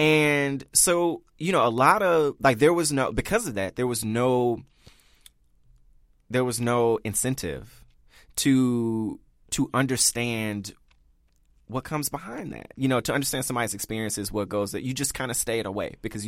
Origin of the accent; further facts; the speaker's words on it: the South, United States; Not just open to, like, oh, I'm going to get to know people from New York and I'm from the South, you know.